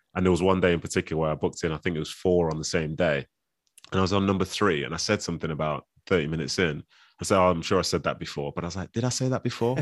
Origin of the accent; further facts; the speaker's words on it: Manchester, North West England, United Kingdom; also born or lived in Nigeria; even though I'm raised here, and I understand the culture here